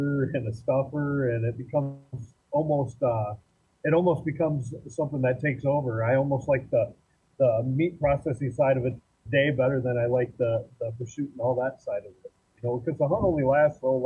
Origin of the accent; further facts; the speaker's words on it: Iowa, United States; I grew up in Iowa hunting, mostly small game until I got older.